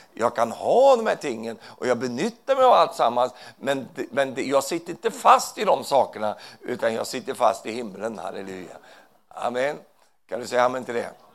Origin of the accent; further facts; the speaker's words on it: Sweden; Jag är ju svensk